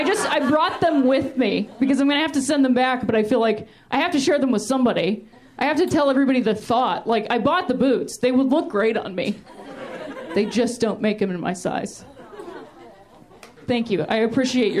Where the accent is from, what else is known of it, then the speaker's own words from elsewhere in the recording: Ohio, United States; now in Los Angeles, United States; I'm from Ohio, which I like to call the thinking man's Indiana